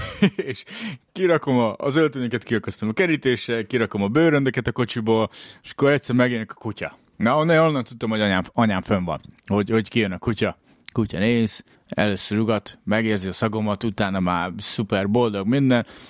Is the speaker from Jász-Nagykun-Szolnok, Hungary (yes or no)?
yes; Szolnok, Jász-Nagykun-Szolnok, Hungary; born or raised there; moved away